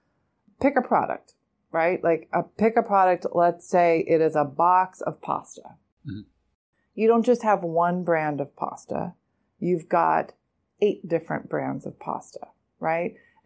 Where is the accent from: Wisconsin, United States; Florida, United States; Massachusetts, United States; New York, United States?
New York, United States; New York City; I'm a New Yorker. I see it. I live in this city as well.